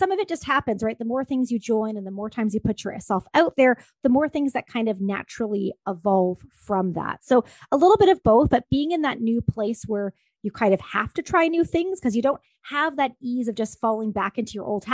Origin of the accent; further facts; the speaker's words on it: Ontario, Canada; moved away as an adult; also born or lived in Vancouver; I'm originally from Ontario, Canada